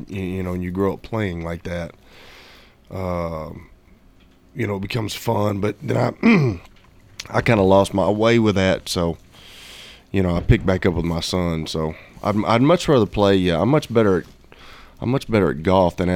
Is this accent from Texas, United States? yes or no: no; Fayetteville, Tennessee, United States; also born or lived in Murfreesboro, Tennessee / up north; when I lived up north, I mean, we're from Murfreesboro